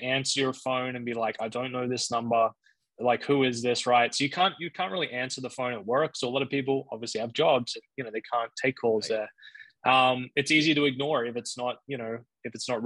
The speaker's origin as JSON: {"language": "English", "country": "Australia", "said": "I'm originally from Australia"}